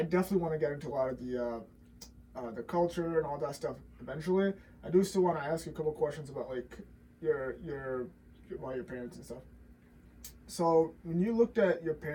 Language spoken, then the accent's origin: English; India; now in United States; I grew up in India